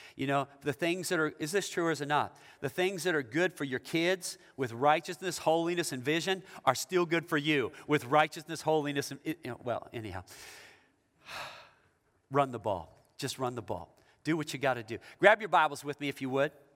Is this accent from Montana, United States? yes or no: no; Issaquah, Washington, United States; I'm from the Seattle area. I'm from Issaquah, but that's the east side of Seattle.